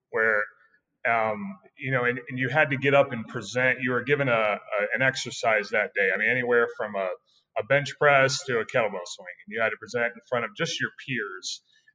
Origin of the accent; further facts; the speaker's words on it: Orlando, Florida, United States; moved away; I'm from the Orlando area